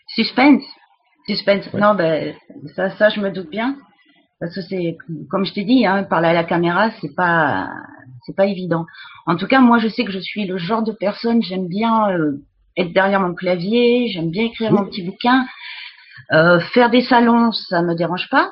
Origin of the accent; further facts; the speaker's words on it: about 20 km from Montségur, Occitania, France; moved away; also born or lived in Mexico; je suis originaire du sud-ouest de la France. J'habitais à 20, 20 km du château de Montségur, donc j'ai été bercée toute mon enfance par le catharisme